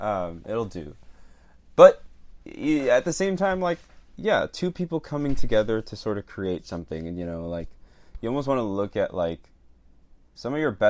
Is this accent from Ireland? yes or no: no; Venezuela; born there; Well, technically, I am foreign. I was born in Venezuela, everybody.